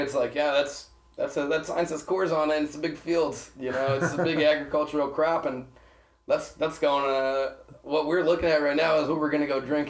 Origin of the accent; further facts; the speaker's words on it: Park City, Utah, United States; I grew up in Park City, which, is, you know, was that same way. Small little silver mine town eventually blew up and became a giant tourist tub Sundance.